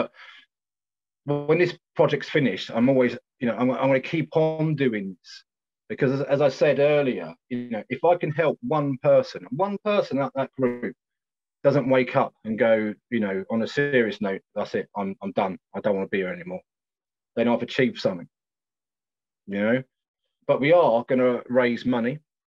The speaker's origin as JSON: {"language": "English", "region": "South East England", "country": "United Kingdom", "said": "You know, we come from Kent, and you know, one of the lads comes quite a long way, actually."}